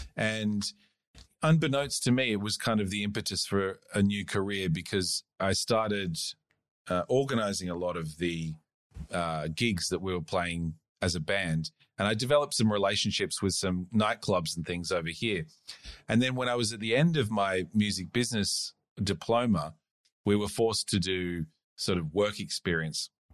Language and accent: English; Australia; also born or lived in South Africa / United States; I moved here when I was about eight or something like that. I just went to high school